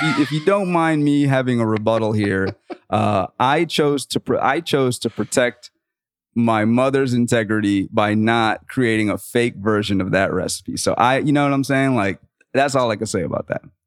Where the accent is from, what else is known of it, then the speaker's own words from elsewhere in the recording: the South, United States; I'm from the South